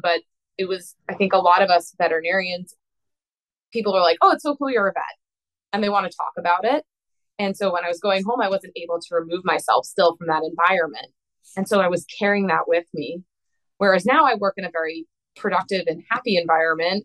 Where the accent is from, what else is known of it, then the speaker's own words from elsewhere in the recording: East Coast, United States; moved away as an adult; also born or lived in Midwest; So I was living in the Midwest and I'm from the East Coast.